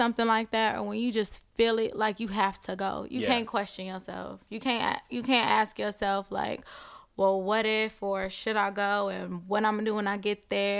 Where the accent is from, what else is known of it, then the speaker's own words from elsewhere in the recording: Compton, California, United States; moved away as an adult; now in Atlanta, United States; Yes, I'm from Compton.